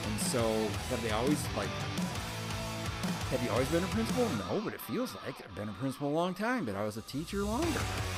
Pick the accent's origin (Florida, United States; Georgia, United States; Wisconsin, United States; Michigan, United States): Michigan, United States; Berkley